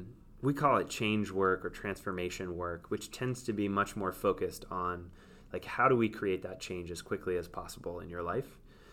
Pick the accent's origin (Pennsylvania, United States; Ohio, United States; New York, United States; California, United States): New York, United States; And it was so new to feel relaxed as a New Yorker that I was like, whoa, what is this?